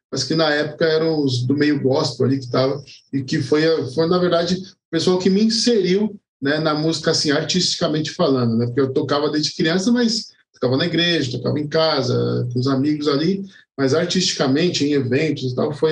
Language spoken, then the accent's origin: Portuguese; São Paulo, Brazil; born there; now in Guarulhos, Brazil; Eu morei um tempo em São Paulo, mas hoje eu moro em Guarulhos.